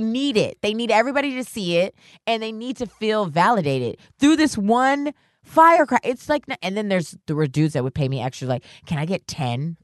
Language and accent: English; New York, United States; also born or lived in Worcester, Massachusetts; I'm from New York